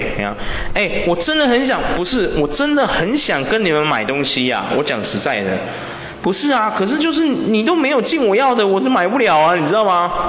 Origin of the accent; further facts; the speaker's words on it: Taiwan; 很多球队的那个球星啊，就是你想支持他，可是我们台湾人不进，有没有？